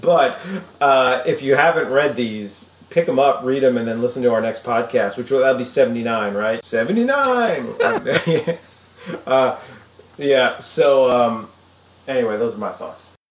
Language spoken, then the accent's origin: English; Long Island, New York, United States; growing up in Long Island, New York